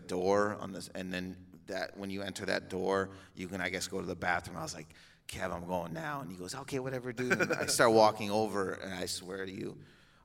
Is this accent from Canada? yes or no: yes; Windsor, Ontario, Canada; I'm from Windsor, Ontario